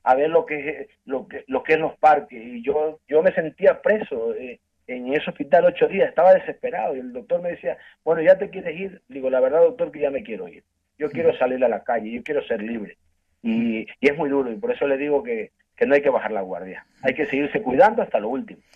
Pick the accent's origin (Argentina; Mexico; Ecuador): Ecuador; moved away as an adult; now in Spain; yo soy de Ecuador yo llevo casi 20 años en España